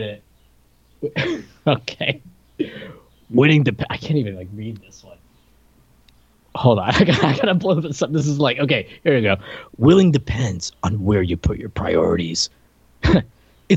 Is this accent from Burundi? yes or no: no; Puerto Rico; moved away; I came here from Puerto Rico, and those weren't like a thing in Puerto Rico, even though I went to like that American school, they taught everything in English